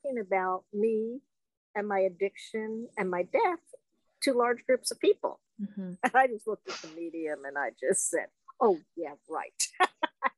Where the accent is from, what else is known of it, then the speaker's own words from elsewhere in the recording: New Jersey, United States; now in the South, United States; I grew up in New Jersey